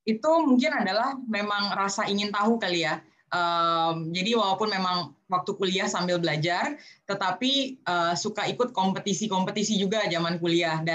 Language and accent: Indonesian; Jakarta, Indonesia; Saya sendiri uh, orang NTT tetapi lahir besar di Jakarta.